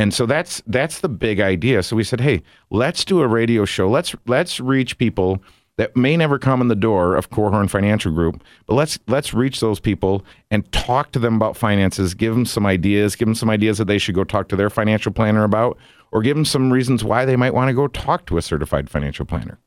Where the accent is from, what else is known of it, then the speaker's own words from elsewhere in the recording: Big Rapids, Michigan, United States; moved away as an adult; also born or lived in South Bend, Indiana; I was born and raised in Big Rapids, Michigan